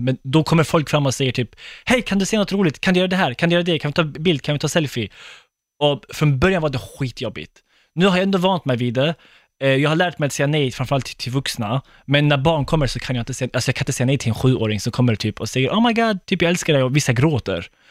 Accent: Skåne, Sweden; moved away as an adult; now in Gothenburg, Sweden; jag är inte från Stockholm, jag är från Skåne egentligen. Jag bor i Göteborg

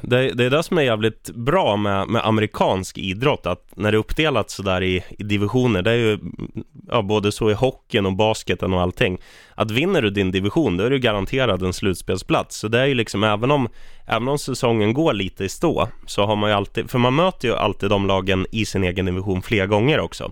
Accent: Eskilstuna, Södermanland, Sweden; jag är från Eskilstuna

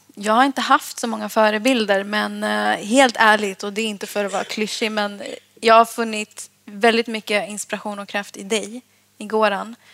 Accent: Sollentuna, Stockholm County, Sweden; Jag växte upp i Sollentuna

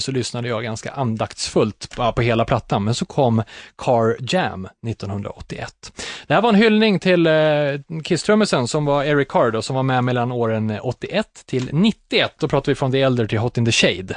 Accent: Katrineholm, Södermanland, Sweden; born or raised there

